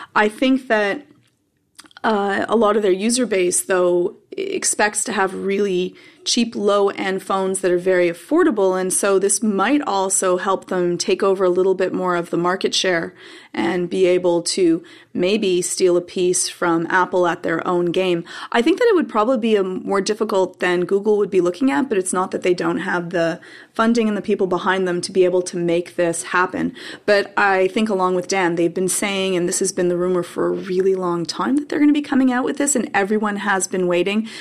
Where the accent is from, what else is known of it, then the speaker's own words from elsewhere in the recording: Canada; I'm Canadian